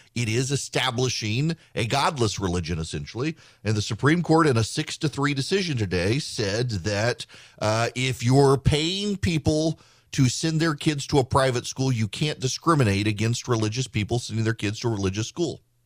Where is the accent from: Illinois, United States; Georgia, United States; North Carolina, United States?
Georgia, United States; I've done my bit for, for politics in my home state